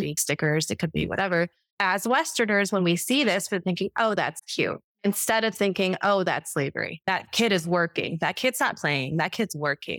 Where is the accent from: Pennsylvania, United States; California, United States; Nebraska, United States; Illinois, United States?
Illinois, United States; Chicago; moved away as an adult; Come from Chicago, Illinois, and I was raised on McDonald's